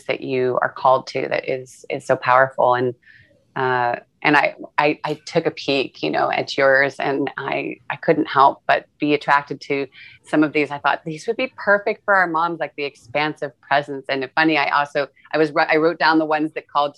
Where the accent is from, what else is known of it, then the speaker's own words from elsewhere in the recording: California, United States; as a Californian